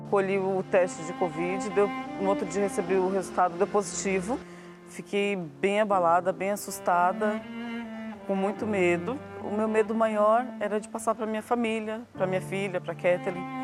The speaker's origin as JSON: {"language": "Portuguese", "region": "São Paulo", "country": "Brazil", "said": "sou daqui de São Paulo, trabalho na área da saúde"}